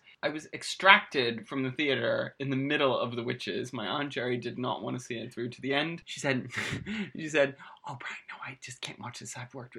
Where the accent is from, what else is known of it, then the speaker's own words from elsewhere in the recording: Ireland; as an Irishman